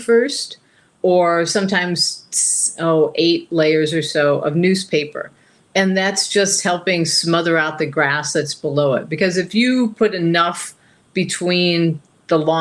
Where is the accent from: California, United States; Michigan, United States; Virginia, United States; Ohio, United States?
Ohio, United States; also born or lived in West Glacier, Montana; now in central Montana, United States; growing up in Ohio